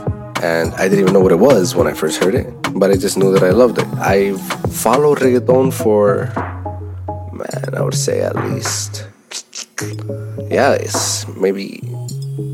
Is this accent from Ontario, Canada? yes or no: yes; Toronto, Ontario, Canada; also born or lived in El Salvador; I grew up in the West End of Toronto